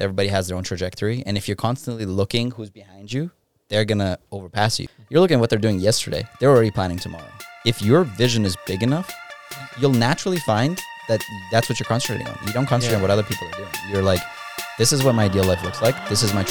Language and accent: English; Ukraine; Backstory. I'm from Ukraine. European parents, very strict.